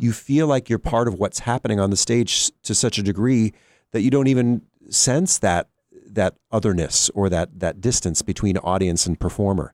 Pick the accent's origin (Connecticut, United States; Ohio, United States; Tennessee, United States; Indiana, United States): Ohio, United States; Cleveland; moved away; also born or lived in Pittsburgh; when I was a kid, I grew up in Cleveland listening to the Cleveland Orchestra